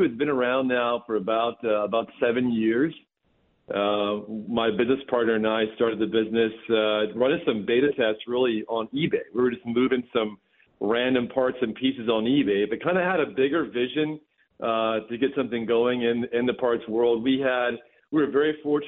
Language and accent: English; North Carolina, United States; also born or lived in Charleston, South Carolina / Myrtle Beach, South Carolina; I grew up in the Carolinas, in North Carolina